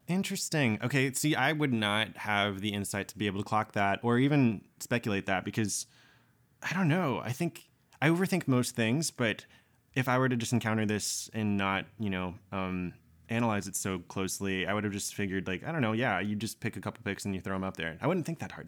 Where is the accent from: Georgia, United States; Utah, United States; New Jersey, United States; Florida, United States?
Georgia, United States; also born or lived in Japan; I was born in Japan, but I grew up in Georgia in the South.